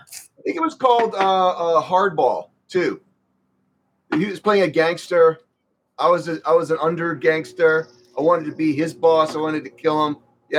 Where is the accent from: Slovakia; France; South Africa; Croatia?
Croatia; I was born in Croatia.